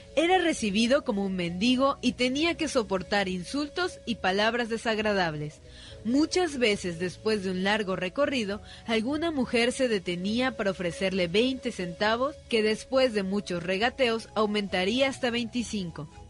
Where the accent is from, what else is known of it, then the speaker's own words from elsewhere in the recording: Mexico; los mismos mexicanos no valoramos